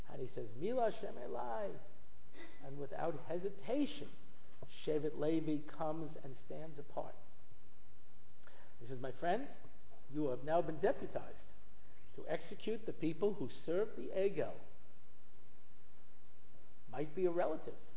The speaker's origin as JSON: {"language": "English", "country": "United States", "said": "I'm an American. You know, I'm an American"}